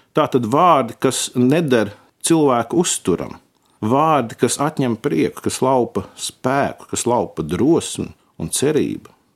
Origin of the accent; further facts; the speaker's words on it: Latvia; mēs esam latvieši